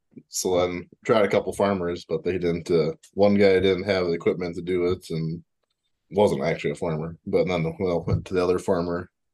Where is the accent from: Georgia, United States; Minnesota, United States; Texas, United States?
Minnesota, United States; Northwest; now in North Dakota, United States; we grew up in Northwest Minnesota and we moved to North Dakota.